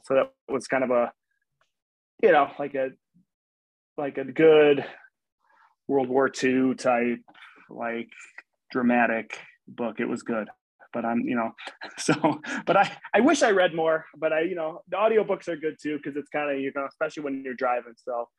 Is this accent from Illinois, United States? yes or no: yes; Chicago, Illinois, United States; moved away; I'm from Chicago.